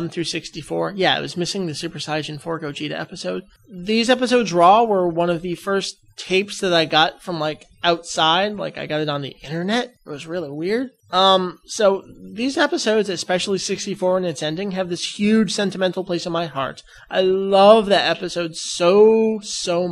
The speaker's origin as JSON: {"language": "English", "region": "Massachusetts", "country": "United States", "tie": "born or raised there", "said": "I was born in Massachusetts. I say wicked all the time, too."}